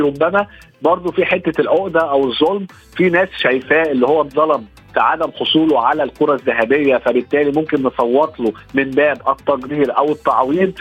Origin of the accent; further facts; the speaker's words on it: Egypt; كلنا كمصريين وعرب